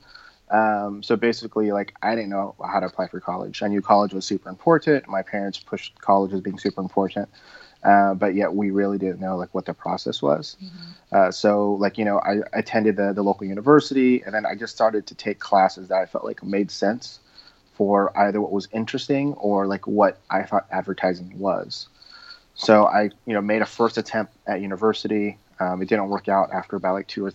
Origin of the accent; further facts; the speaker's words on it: Southern California, United States; I grew up in Southern California